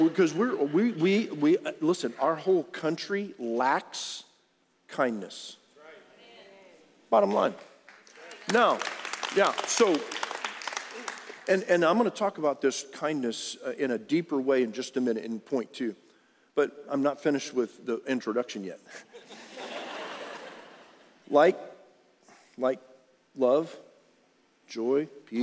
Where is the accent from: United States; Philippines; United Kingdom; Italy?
United States; Harlingen, Texas; I grew up on Rio Hondo Road in Harlingen, Texas.